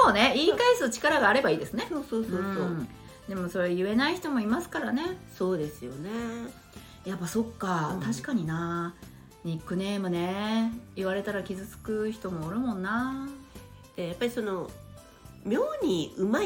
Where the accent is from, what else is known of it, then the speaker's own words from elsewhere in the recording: Kyushu, Japan; 明海の沿岸なんですよ。おおのりですね。